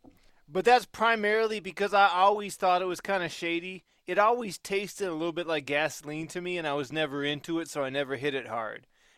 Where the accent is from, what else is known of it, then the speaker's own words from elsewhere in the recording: Chicago, Illinois, United States; I'm a Chicagoan. What can you expect?